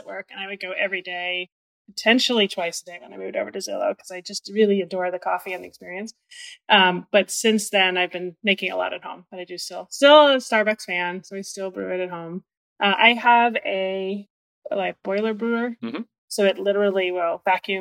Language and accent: English; Northeast, United States; moved away; I'm from the Northeast.